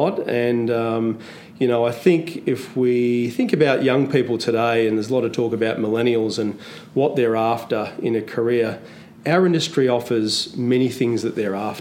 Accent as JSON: {"language": "English", "town": "Canberra", "region": "Australian Capital Territory", "country": "Australia", "tie": "born or raised there", "also_born_or_lived": "Sydney", "moved": "as an adult", "lives_now": "Melbourne, Australia", "said": "I grew up in Canberra, so I did my study in Canberra for a couple of years"}